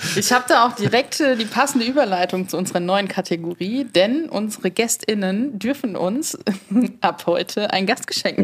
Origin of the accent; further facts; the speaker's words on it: Mainz, Rhineland-Palatinate, Germany; moved away as an adult; now in Berlin, Germany; Ich komme ursprünglich aus Mainz